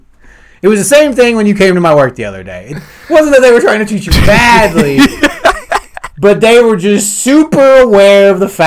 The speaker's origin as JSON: {"language": "English", "region": "Deep South", "country": "United States", "tie": "born or raised there", "said": "growing up in the Deep South"}